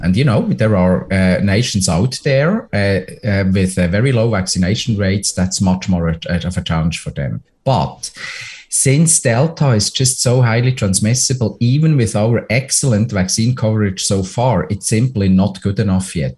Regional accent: Switzerland; moved away; my home country switzerland

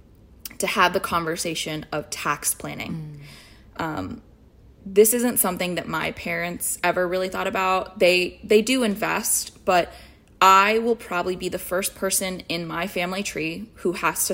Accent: United States; now in New York City, United States; I was born here. I have a sense of entitlement of I belong here. I am an American

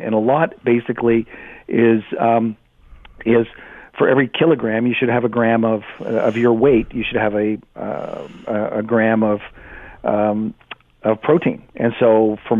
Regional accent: Canada; I'm Canadian

